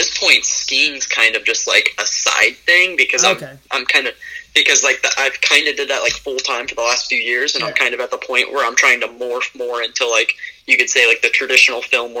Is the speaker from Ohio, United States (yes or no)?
yes; Cincinnati, Ohio, United States; also born or lived in Virginia; I was born in Virginia, and then I moved to the Cincinnati area when I was about 5.